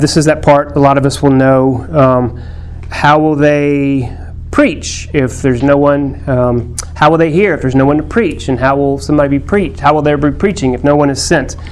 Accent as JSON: {"language": "English", "region": "Texas", "country": "United States", "said": "My Texanness, my fifth generation Texasness"}